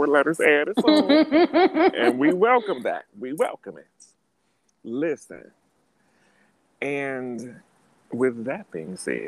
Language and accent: English; Cincinnati, Ohio, United States; moved away as an adult; now in New York City, United States; growing up in Cincinnati